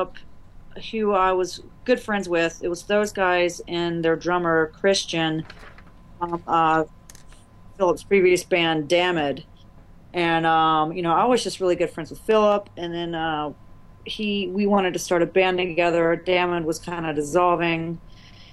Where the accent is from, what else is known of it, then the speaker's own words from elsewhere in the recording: Greensboro, North Carolina, United States; now in Savannah, United States; I'm from Greensboro, North Carolina.